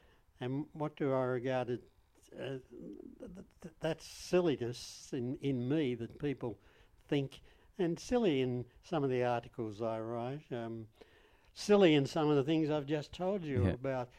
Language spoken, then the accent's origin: English; Australia; I'm from Australia